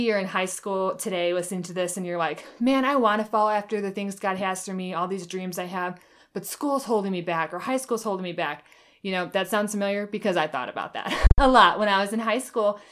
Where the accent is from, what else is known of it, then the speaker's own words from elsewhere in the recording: Michigan, United States; moved away as an adult; also born or lived in Oklahoma; I lived in Oklahoma the last eight years, and now I'm back in Michigan where I grew up